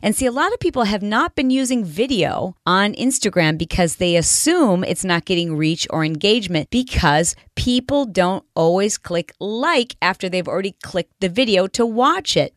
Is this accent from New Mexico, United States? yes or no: no; Detroit, Michigan, United States; I'm from Detroit